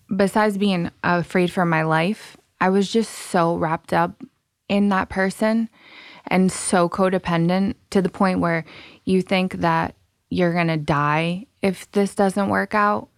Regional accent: Rhode Island, United States; also born or lived in Massachusetts; Rhode Island. Born in Massachusetts.

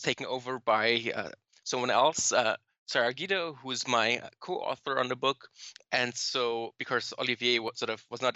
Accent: Germany; moved away as an adult; now in New York, United States; I'm from Germany. So I moved here like 5 years ago

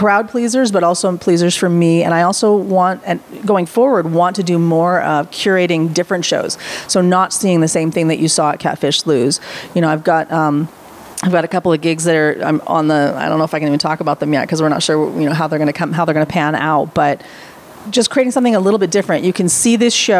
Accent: Vancouver, British Columbia, Canada; now in United States; I'm Canadian American. Okay. I grew up in Vancouver, BC.

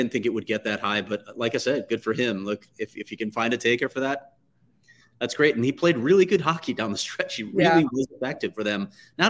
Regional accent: Chicago, Illinois, United States; as most people know by now, I grew up in Chicago.

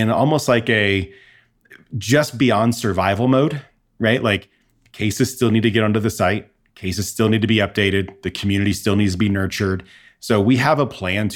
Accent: Midwest, United States; moved away; I'm originally from the Midwest.

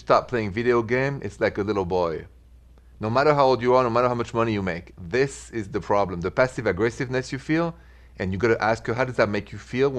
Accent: Paris, Île-de-France, France; accent: French; moved away; my accent, straight from Paris

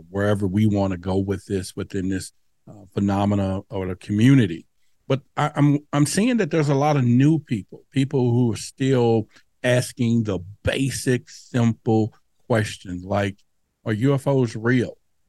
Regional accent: Dallas, Texas, United States; Now, where I grew up in Dallas at that time, near the Dallas Zoo, you know, we would play under the street lights.

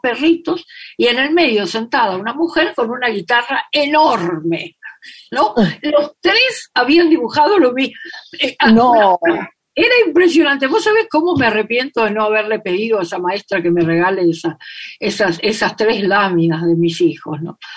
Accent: Corrientes, Argentina; Yo nací en la ciudad de Corrientes, en la capital de la provincia de Corrientes

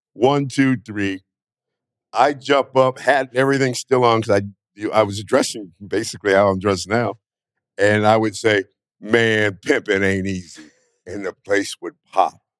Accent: Northern California, United States; moved away as an adult; now in Las Vegas, United States; I'm from Northern California.

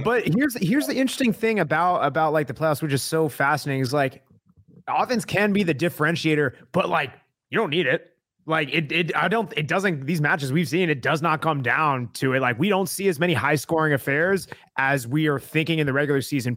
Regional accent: Tucson, Arizona, United States; I'm born and raised in Tucson

